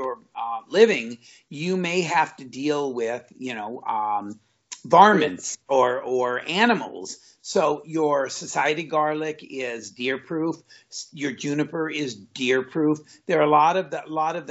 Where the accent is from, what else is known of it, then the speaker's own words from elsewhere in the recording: Southern California, United States; Growing up in Southern California